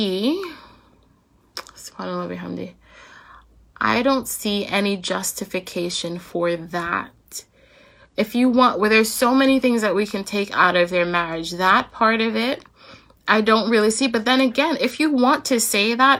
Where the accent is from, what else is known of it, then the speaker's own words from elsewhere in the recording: United States; as American Muslims